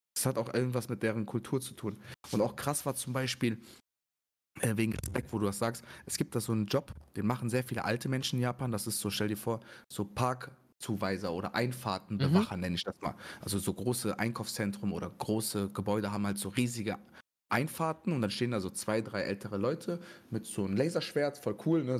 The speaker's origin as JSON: {"language": "German", "country": "Germany", "said": "wenn mich jemand fragt, woher kommst du, als was siehst du dich, ich sage immer Deutsch"}